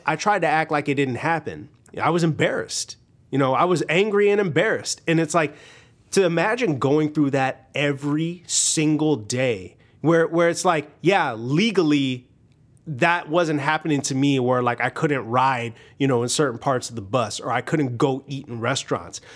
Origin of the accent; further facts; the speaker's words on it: Hobart, Indiana, United States; I grew up in Northwest Indiana.